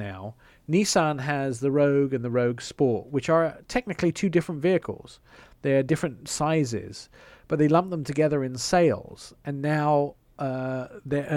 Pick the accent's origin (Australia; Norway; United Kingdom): United Kingdom; England; accent: English; moved away; my English accent